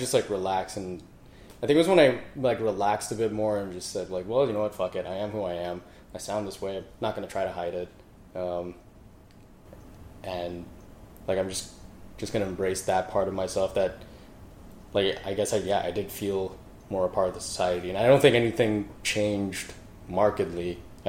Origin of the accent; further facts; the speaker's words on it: Canada; accent: Canadian; Because, like, for some reason, I just never lost my Canadian accent.